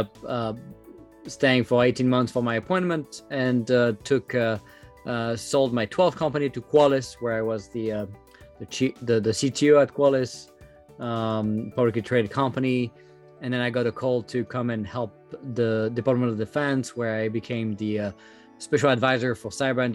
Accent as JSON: {"language": "English", "country": "France", "second_language": "English", "moved": "as an adult", "lives_now": "United States", "said": "I started back in France, as you can tell with my accent."}